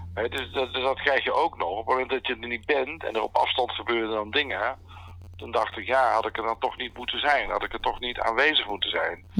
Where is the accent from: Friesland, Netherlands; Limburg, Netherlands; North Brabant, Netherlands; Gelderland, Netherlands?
North Brabant, Netherlands; also born or lived in Oosterhout; Ik kom uit Brabant. Ik woon in Oosterhout bij Breda